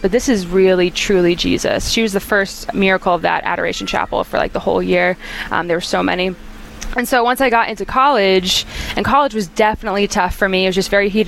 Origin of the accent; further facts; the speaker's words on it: North Carolina, United States; moved away as an adult; now in Nashville, United States; I'm originally from North Carolina, which I love, and so I say y'all a lot, but I actually just moved to Nashville